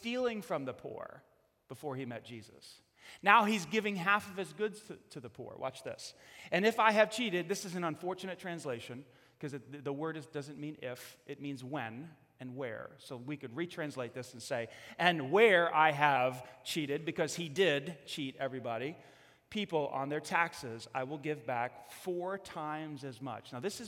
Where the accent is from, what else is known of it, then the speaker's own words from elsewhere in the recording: New York, United States; I'm from New York